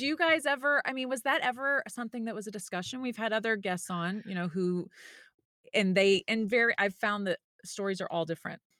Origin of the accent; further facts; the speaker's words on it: the South, United States; I grew up in the South